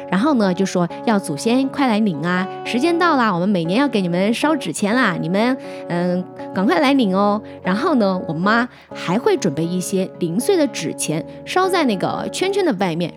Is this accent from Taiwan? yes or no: no; Hunan, China; moved away; 在我们湖南老家那边，每年的农历七月十五呢，我们也叫七月半